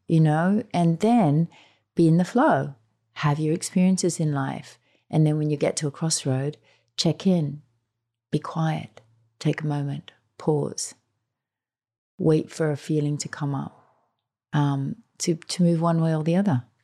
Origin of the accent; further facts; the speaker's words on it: Australia; being Australian